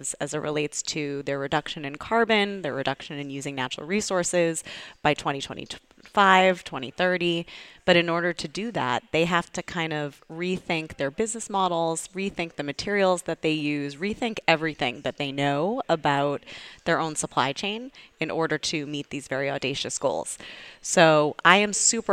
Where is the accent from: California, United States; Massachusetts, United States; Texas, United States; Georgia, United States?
Massachusetts, United States; Needham; also born or lived in New York City; I grew up outside of Boston, Needham, Massachusetts